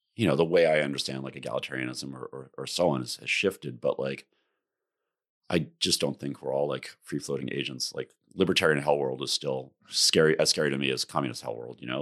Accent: New York area, United States; I, I grew up in the New York area. I went to school in the city.

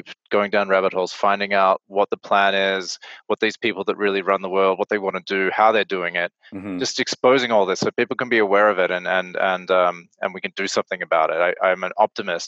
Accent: Australia; moved away as an adult; I come from Australia originally, so you know, I just grew up in a city there

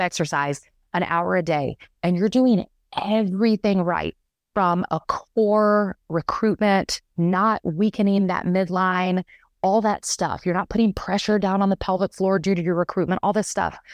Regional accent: the South, United States; now in Boulder, United States; I'm from the South originally

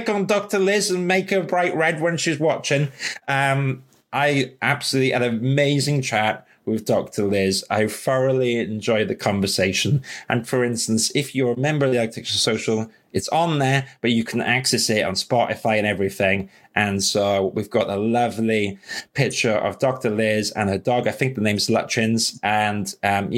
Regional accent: London, United Kingdom; I'm a Londoner

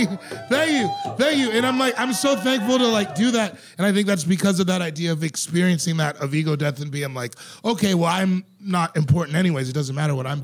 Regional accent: Elizabeth, Colorado, United States; I'm from Colorado.

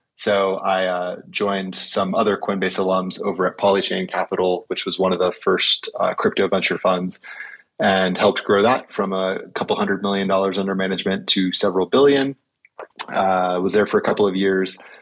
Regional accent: California, United States; moved away as an adult; now in Sun Valley, United States; I am originally from California

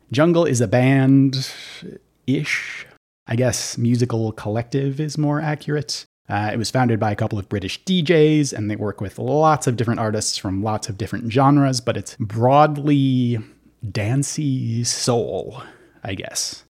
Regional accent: Minneapolis–Saint Paul, Minnesota, United States; I grew up in the Twin Cities

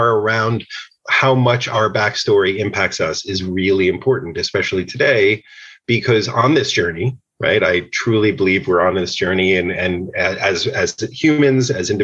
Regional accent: outside of New York City, United States; I grew up outside of New York City

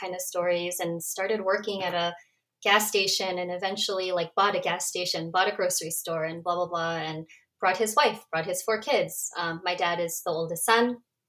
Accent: Cerritos, California, United States; also born or lived in South Korea; I was born in Korea, but I came shortly after my 100 days birthday. So I was about 4 months old. And then I was raised in Cerritos my whole life.

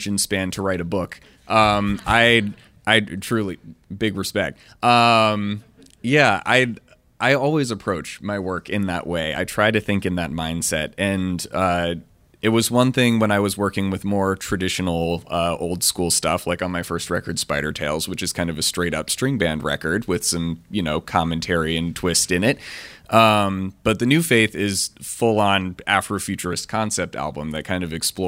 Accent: Washington, District of Columbia, United States; I grew up in Washington, D.C. in the late 90s and early 2000s

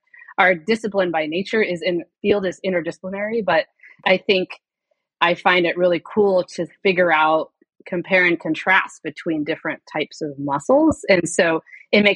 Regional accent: Kansas, United States; moved away as an adult; also born or lived in Chicago / Virginia; I grew up in Kansas

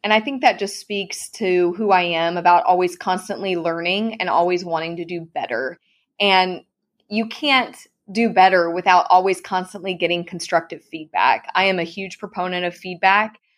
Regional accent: Clovis, California, United States; moved away as an adult; now in Texas, United States; I ran for my hometown rodeo queen contest, Miss Clovis Rodeo

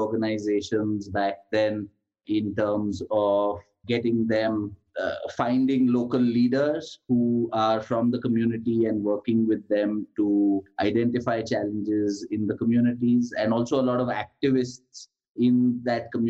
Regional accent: Ahmedabad, Gujarat, India; So I grew up in Ahmedabad in the 1980s

